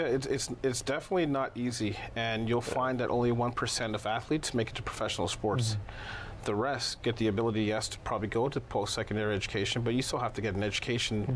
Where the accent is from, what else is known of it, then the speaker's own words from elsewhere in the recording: Toronto, Ontario, Canada; also born or lived in Chicago, Illinois; I was born in Southside Chicago, Illinois. Lived most of my life in Toronto